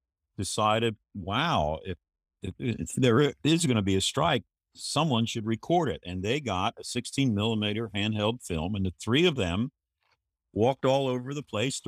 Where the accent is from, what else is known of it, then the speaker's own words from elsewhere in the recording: Kentucky, United States; Well, I grew up in Kentucky. Very practicing Catholic family and environment. Parochial schools.